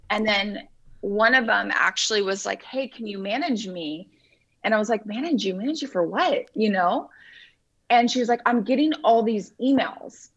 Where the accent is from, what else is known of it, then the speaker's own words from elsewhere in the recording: Huntington Beach, California, United States; moved away as an adult; now in Los Angeles, United States; i'm from orange county i okay. i grew up in surf city huntington beach